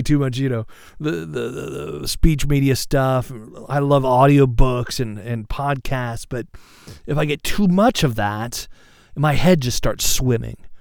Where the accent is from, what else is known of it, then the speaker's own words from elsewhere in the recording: Seattle, Washington, United States; I'm from, uh, and live in the Seattle area